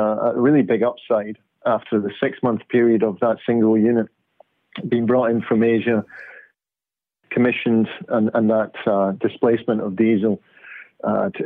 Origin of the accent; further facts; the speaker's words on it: Glasgow, Scotland, United Kingdom; moved away as an adult; also born or lived in Aberdeen / London / Jakarta / Oslo; now in Perth, Australia; Glasgow, one of my hometown, my hometown from my early days of being brought up in Scotland